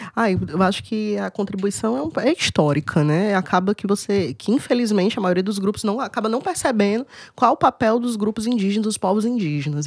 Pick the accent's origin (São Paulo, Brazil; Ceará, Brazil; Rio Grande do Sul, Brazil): Ceará, Brazil; Cariri; E eu fui criada bem no Cariri mesmo.